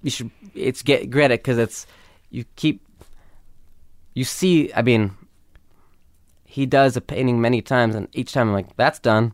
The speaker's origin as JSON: {"language": "English", "town": "Los Angeles", "region": "California", "country": "United States", "tie": "born or raised there", "said": "growing up in L"}